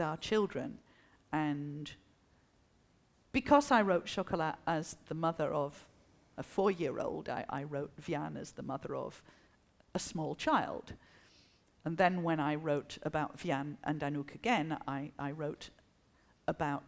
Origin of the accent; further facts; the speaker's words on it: France; first language French; English is a second language; also born or lived in England; I'm French